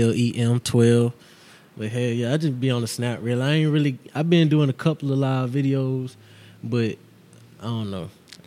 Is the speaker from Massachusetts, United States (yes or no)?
no; Texas, United States; born there; You know, I was born in Texas, so I love all that Texas shit.